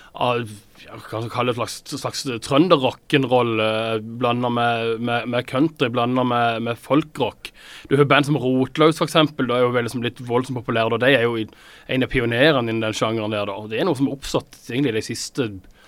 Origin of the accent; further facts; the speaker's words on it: Åseral, Agder, Norway; Jeg kommer fra Åseral, eh, som jo er da helt nord i Vest-Agder